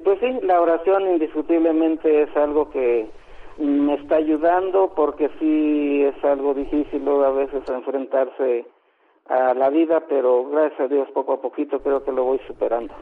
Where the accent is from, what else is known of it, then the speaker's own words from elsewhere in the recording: Tlaltenango de Sánchez Román, Zacatecas, Mexico; now in Mexico City, Mexico; yo soy del estado de Zacatecas.